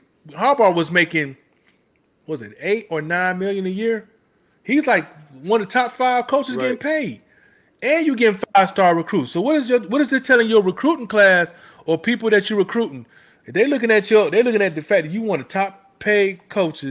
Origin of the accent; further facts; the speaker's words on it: Detroit, Michigan, United States; I'm from Detroit, Michigan.